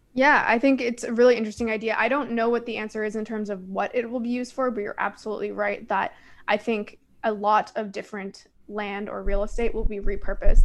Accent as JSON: {"language": "English", "town": "Toronto", "region": "Ontario", "country": "Canada", "said": "I'm from Toronto"}